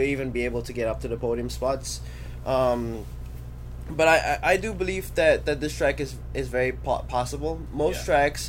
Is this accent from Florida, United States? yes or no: yes; Florida, United States; it's my home state